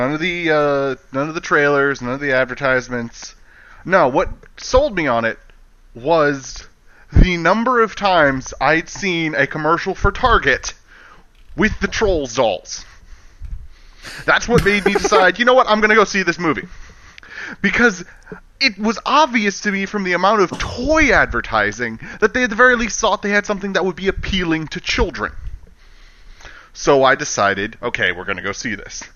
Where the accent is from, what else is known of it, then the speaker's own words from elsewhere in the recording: United States; Being an American